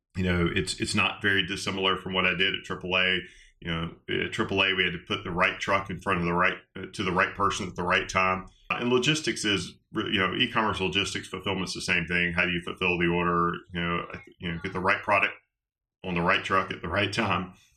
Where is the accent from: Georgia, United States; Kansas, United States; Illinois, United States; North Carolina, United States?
Georgia, United States; West; I grew up in West Georgia